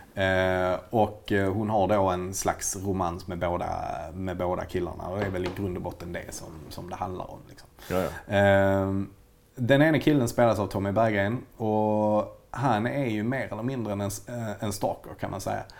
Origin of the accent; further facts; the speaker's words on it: Malmö, Skåne, Sweden; vi är ju båda Malmöbor